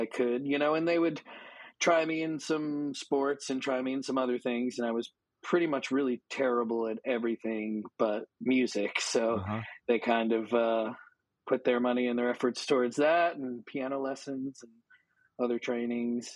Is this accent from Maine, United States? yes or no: yes; Maine, United States; moved away as an adult; now in San Diego, United States; I grew up on the East Coast, and I grew up in Maine